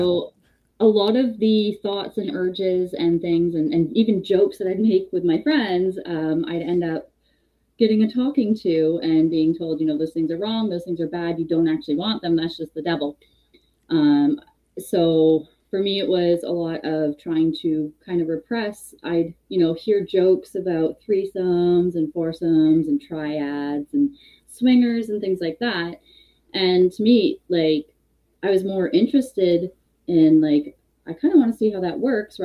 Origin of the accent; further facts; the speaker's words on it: Hamilton, Ontario, Canada; also born or lived in Toronto; I'm born and raised Hamilton, Ontario